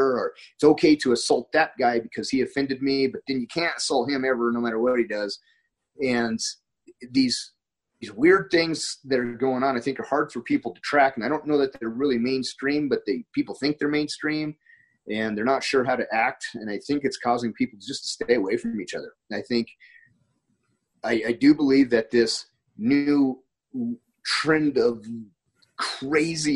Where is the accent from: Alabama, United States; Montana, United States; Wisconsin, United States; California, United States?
Montana, United States; moved away; I'm from Montana